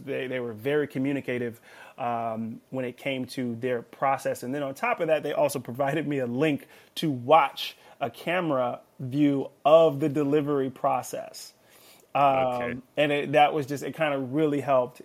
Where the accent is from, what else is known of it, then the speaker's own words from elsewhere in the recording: Los Angeles, California, United States; I'm from Los Angeles, California, born and raised